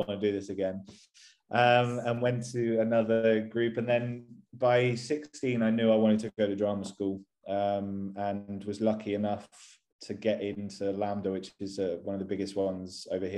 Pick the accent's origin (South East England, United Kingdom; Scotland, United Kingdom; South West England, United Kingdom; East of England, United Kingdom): South West England, United Kingdom; Bristol; moved away as an adult; also born or lived in London; now in Guildford, United Kingdom; I'm originally from a place called Bristol, which is on the west coast of England. I moved to London when I was 18